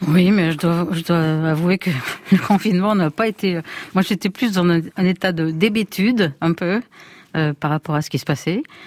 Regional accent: Lyon, Auvergne-Rhône-Alpes, France; je suis lyonnaise

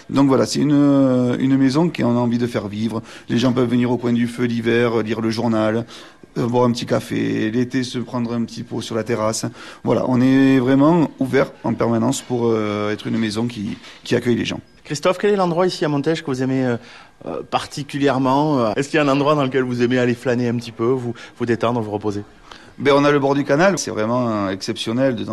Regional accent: Nouvelle-Aquitaine, France; je viens du Béarn, moi, en fait. Moi, je suis un ah. Béarnais, je

